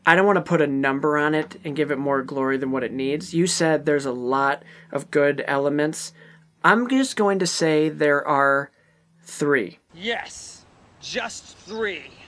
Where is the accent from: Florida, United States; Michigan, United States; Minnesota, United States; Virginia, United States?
Michigan, United States; Ionia; I was at the Ionia Theater in my hometown of Ionia, Michigan